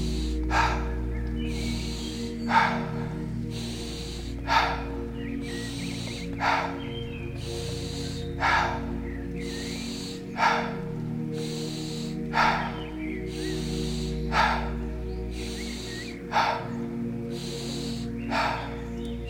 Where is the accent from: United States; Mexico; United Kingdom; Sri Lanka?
United Kingdom; England; As an English guy